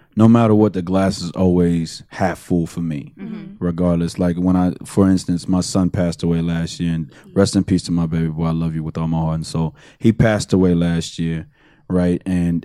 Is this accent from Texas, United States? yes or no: yes; Houston, Texas, United States; Houston. I'm from the city.